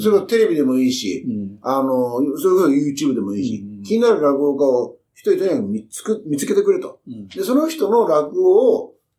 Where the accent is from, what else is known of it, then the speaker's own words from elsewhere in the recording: Kyushu, Japan; moved away; 僕はあの、もともと九州の出身だから